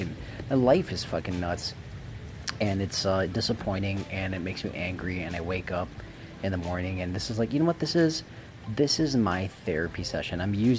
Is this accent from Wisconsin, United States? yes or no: yes; Wisconsin, United States; I came from Wisconsin. I hated it in Wisconsin. Really couldn't get along with folks in Wisconsin.